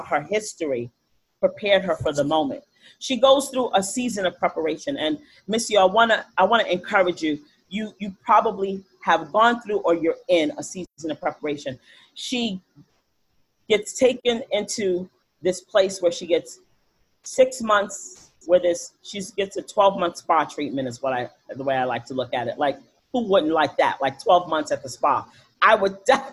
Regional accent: New York City, New York, United States; I grew up in the Bronx

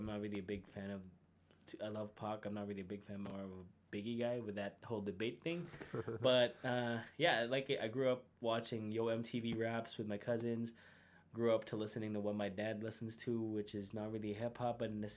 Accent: Philippines; moved away as an adult; now in Calgary, Canada; 3 years here in Calgary, born and raised in the Philippines.

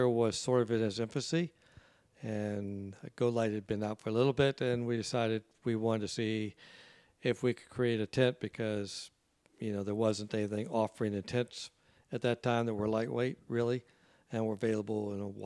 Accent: Beaverton, Oregon, United States; I'm also from Beaverton, Oregon

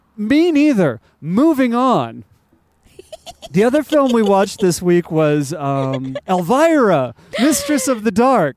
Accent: United States

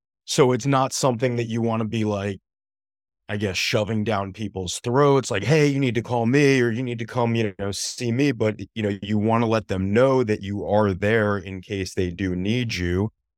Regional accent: New Jersey, United States; moved away as an adult; now in Boca Raton, United States; I'm originally from New Jersey, came down to South Florida via University of Miami, and loved it so much down here in the sunny weather. I stayed down here for law school and met you shortly thereafter.

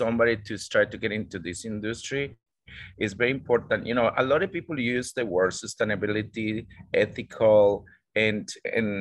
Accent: Costa Rica; also born or lived in Australia; now in Indonesia; I'm from Costa Rica

